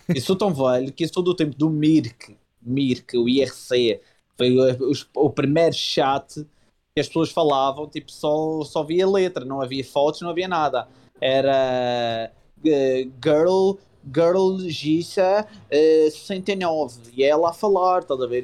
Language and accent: Portuguese; Madeira, Portugal; also born or lived in Lisbon; vou, mas é para a minha terra